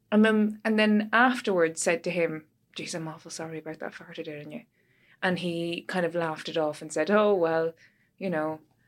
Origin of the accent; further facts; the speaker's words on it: Drogheda, Leinster, Ireland; moved away; I'm from Drogheda.